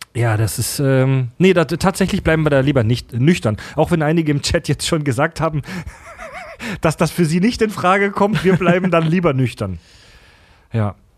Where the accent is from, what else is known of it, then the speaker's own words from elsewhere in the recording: Kieselbronn, Baden-Württemberg, Germany; in meiner Kindheit im Kindergarten und in der Grundschule in Kieselbronn